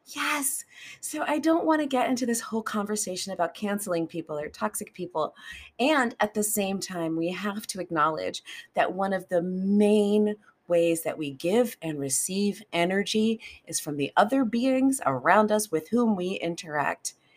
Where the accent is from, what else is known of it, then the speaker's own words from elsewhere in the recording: United States; I live in America, and I'm an American, and I grew up in that culture